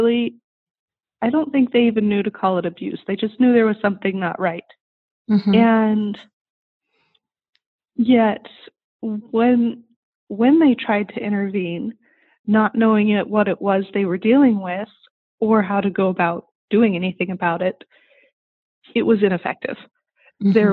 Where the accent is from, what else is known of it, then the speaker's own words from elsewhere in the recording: Southern California, United States; I grew up in Southern California in the heart of suburbia